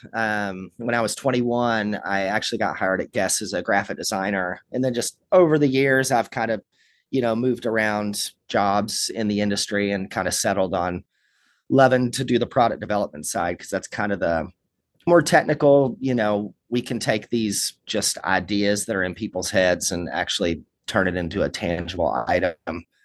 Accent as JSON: {"language": "English", "region": "Kentucky", "country": "United States", "tie": "born or raised there", "also_born_or_lived": "Los Angeles", "moved": "as an adult"}